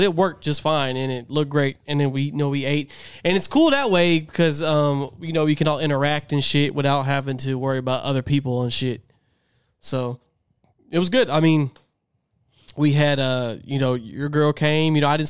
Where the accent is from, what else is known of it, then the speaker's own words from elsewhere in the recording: Texas, United States; We're from Texas too, man. We eat pecans, right, bro.